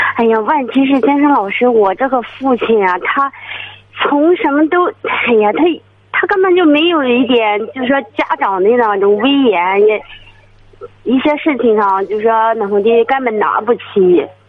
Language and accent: Chinese; Zouping, Shandong, China; 我是周平县魏桥那儿的